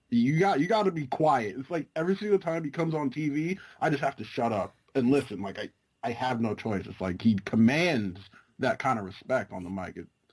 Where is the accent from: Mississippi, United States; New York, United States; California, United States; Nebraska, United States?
New York, United States; New York City; I am from New York City.